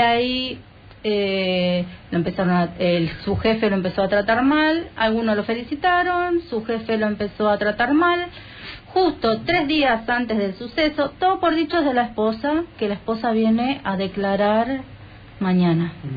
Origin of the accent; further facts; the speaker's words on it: Berazategui, Buenos Aires Province, Argentina; nosotros somos de Buenos Aires, del sur de Buenos Aires, en la ciudad de, bueno, de Verazategui